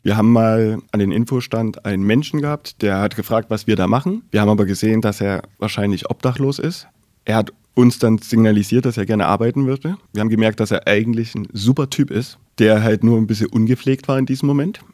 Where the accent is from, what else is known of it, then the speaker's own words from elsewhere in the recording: Weimar, Thuringia, Germany; Ich komme gebürtig aus Weimar